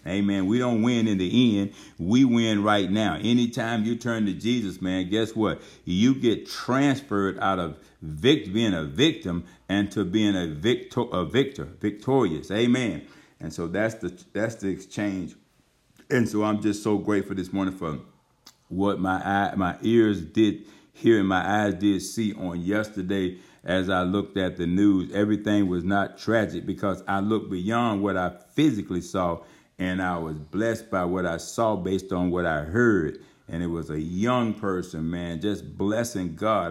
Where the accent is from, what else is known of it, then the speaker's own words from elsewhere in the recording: Georgia, United States; moved away as an adult; We had come to Georgia. Baymouth, Georgia, over there where the church is at, our home, my hometown